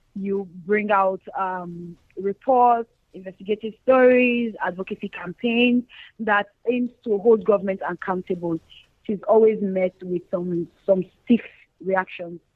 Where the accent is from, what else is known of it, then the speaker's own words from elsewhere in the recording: Nigeria; speaking from the reality of Nigeria and as a Nigerian